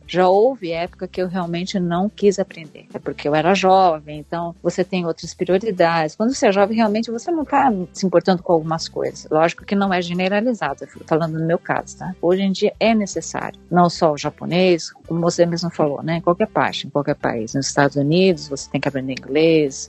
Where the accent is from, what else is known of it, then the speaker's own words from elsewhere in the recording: São Paulo, Brazil; moved away as an adult; now in Japan; eu sou de São Paulo, né, capital